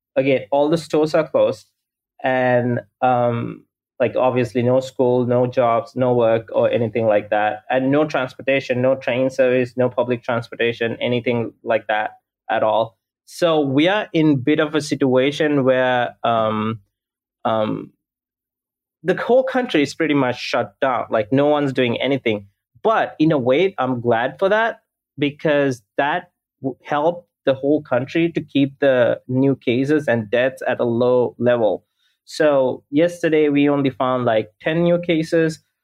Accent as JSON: {"language": "English", "country": "Sri Lanka", "moved": "yes", "lives_now": "Los Angeles, United States", "said": "I'm based in Los Angeles, but I'm originally from Sri Lanka"}